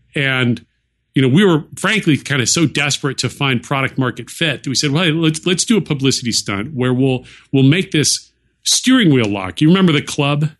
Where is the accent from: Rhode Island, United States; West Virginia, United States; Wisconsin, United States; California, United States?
California, United States; Silicon Valley; I grew up near Silicon Valley, um, well, in Silicon Valley for part of my high school years